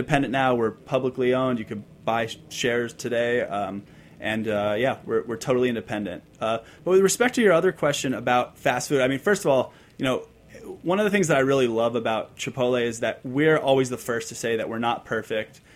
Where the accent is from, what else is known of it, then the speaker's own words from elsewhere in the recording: San Diego, California, United States; I grew up in San Diego